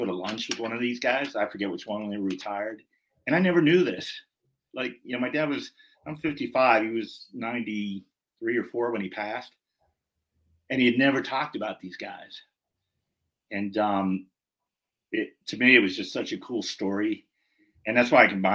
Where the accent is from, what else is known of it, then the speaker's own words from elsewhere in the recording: Pittsburgh suburbs, Pennsylvania, United States; when I say I'm from Pittsburgh, I'm from the suburbs. You know, I'm not in Pittsburgh